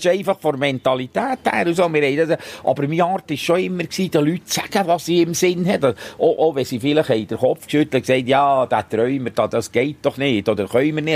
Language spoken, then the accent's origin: German; Gielen, Bern, Switzerland; wir sind alle aus Gielen